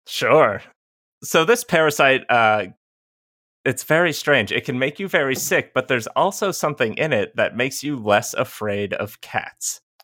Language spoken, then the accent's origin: English; Georgia, United States; I'm from Georgia. We have a lot of creeks here. I grew up with one in the backyard